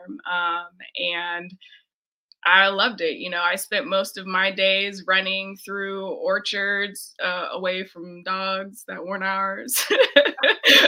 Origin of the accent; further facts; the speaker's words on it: Fresno, California, United States; my upbringing in Fresno, California